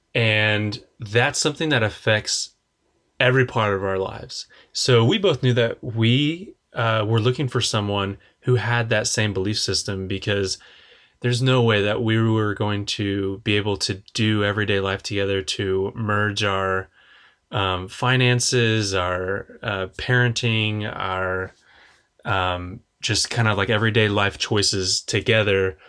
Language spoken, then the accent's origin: English; Oklahoma, United States